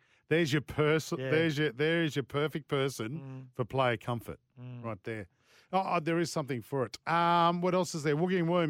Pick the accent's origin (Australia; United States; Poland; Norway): Australia; New South Wales; Yeah, sorry, not from there. I'm from Upper Yuguna.